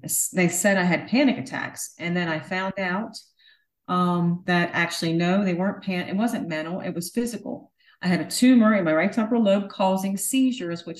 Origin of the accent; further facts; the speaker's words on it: Hanover, Pennsylvania, United States; I'm from Hanover, PA